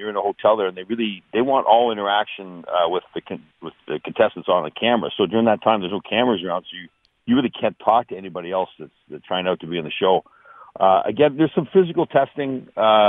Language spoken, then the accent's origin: English; Canada; growing up in Canada and playing hockey